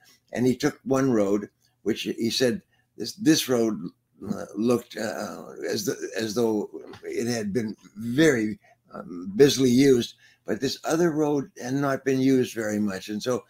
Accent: Prince Edward Island, Canada; born there; Well, I was born in Prince Edward Island in Canada during the war.

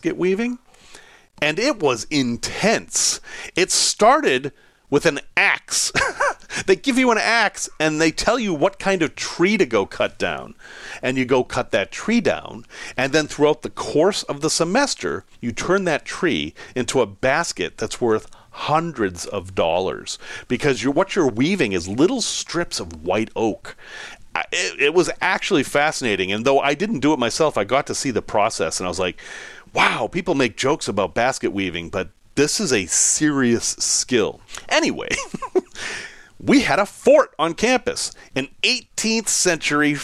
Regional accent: Salem, Massachusetts, United States; also born or lived in West Virginia / Chicago; I'm from Salem, Massachusetts

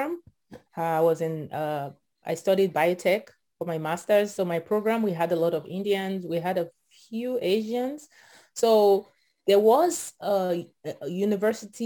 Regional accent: Akure, Ondo, Nigeria; moved away as an adult; also born or lived in Houston, Texas / California; now in United States; I was born and raised in Nigeria, in a small town called Akure. It's in the southwestern part of Nigeria

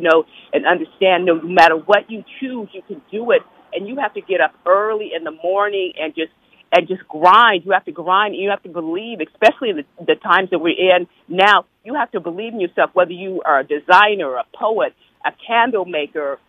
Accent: Pacific Northwest, United States; also born or lived in Mississippi / Louisiana; I was born in Mississippi, and I say I'm half Mississippi, half Louisiana, but raised in the Pacific Northwest

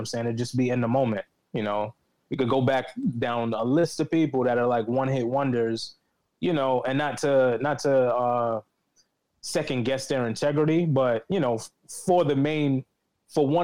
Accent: New York City, New York, United States; I reside in the Bronx, New York, but I was born and raised in Harlem and the Bronx

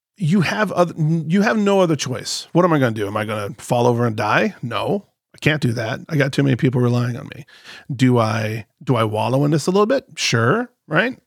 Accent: Chicago, Illinois, United States; I'm from Chicago

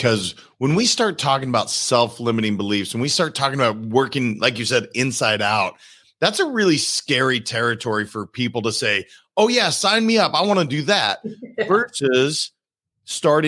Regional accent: Montana, United States; I'm a kid from Montana

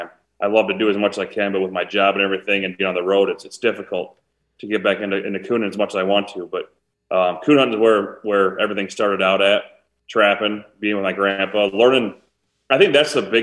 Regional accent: Preston, Iowa, United States; So I grew up in Eastern Iowa. I grew up in a little town of Preston, Iowa, a town of about 1,000

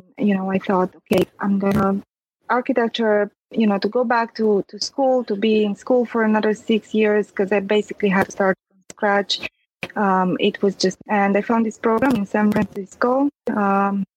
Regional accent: Transylvania, Romania; English is a second language; moved away; I was born and raised in Transylvania, so I'm a Latin-based language speaker.

